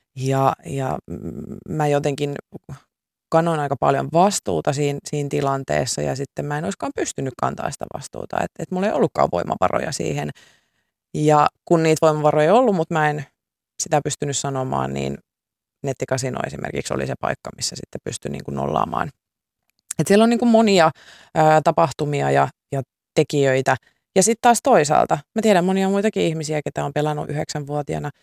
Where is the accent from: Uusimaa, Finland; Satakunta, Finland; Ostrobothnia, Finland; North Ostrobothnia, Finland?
Satakunta, Finland; Pori; mä oon Porista